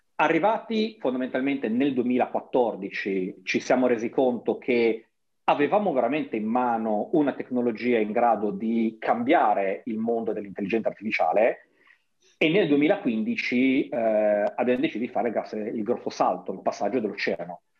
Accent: Genoa, Liguria, Italy; moved away; nella mia città natale

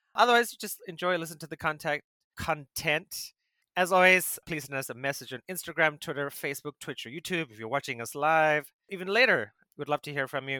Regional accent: South Africa; as a South African

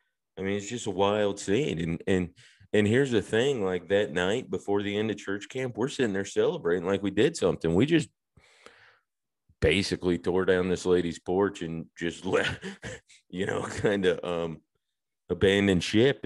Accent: Georgia, United States; growing up where I grew up right outside of Atlanta, roller skating, something you do.

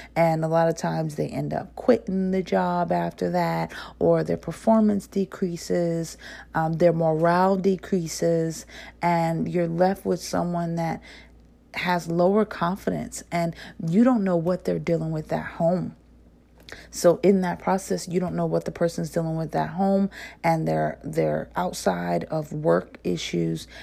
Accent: New Jersey, United States; accent: northern; I'm from New Jersey. I do have a slight accent when it comes to saying certain words

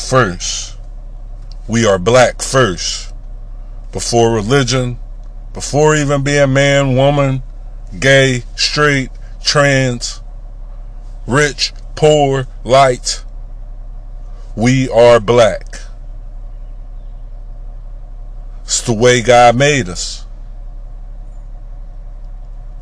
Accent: United States; We are black American people

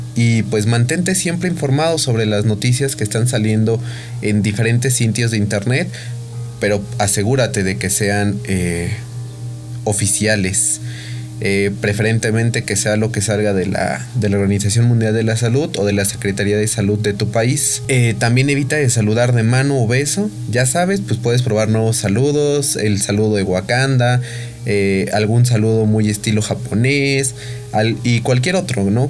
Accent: Mexico; somos mexicanos

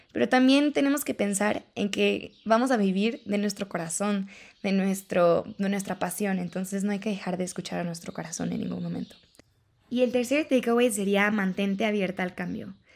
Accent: León, Guanajuato, Mexico; yo soy de León

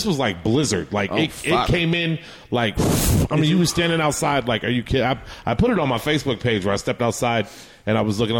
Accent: California, United States; moved away as an adult; also born or lived in Hawaii / San Francisco Bay Area; now in Idaho, United States; I'm Polynesian as far as blood goes. But, mm-hmm. But being raised, I couldn't be raised on a rock, so I came to California, was raised in Cali. But, I moved out to Idaho

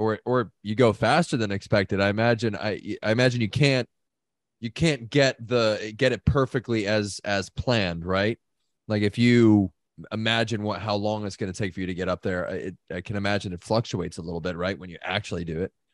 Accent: United States; as an American

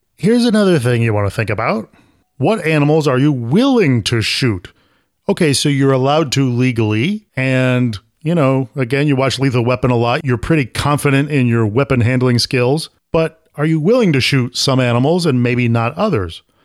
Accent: Syracuse, New York, United States; now in Florida, United States; I'm from Syracuse, and nobody in Syracuse talks like

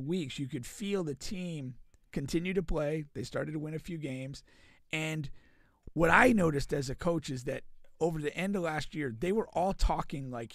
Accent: Connecticut, United States; moved away as an adult; now in Florida, United States; So I grew up in Connecticut, and I went to Florida State from Connecticut.

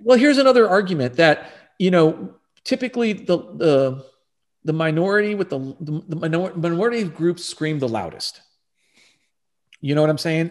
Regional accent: Texas, United States; moved away as an adult; also born or lived in Virginia / California / Arizona; I was born and raised here in Texas.

